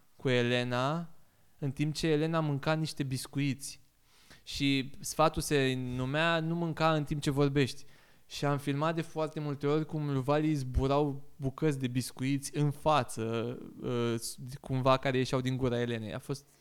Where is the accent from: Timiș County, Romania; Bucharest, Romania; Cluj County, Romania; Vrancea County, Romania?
Bucharest, Romania; also born or lived in Sibiu; eu sunt din Giulești, sunt din Crângaș, Giulești